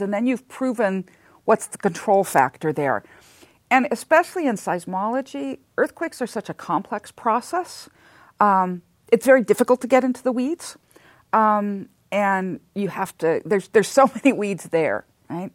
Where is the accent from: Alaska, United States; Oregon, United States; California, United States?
California, United States; Southern; also born or lived in Santa Monica; I am a native Southern Californian. I was born in Santa Monica and spent almost all of my childhood, uh, somewhere in Southern California